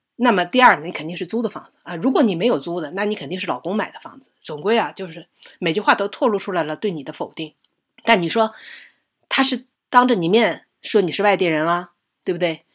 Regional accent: Northeast China, China; moved away as an adult; also born or lived in Shanghai; 因为我是东北出来的嘛，我在读高中的时候，我从来都没有觉得自己英语有什么口音或者说的什么不标准

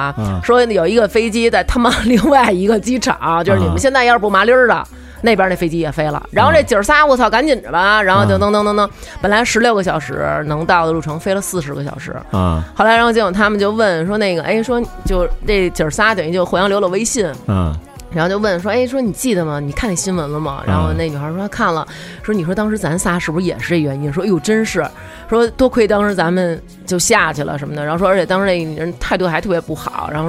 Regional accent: China; 可能唯有我们中国人自强。就是我们中国越变越牛逼，

